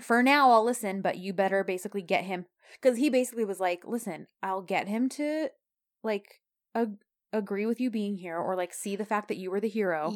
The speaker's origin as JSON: {"language": "English", "country": "United States", "said": "we Americans know how to uh speak a different language"}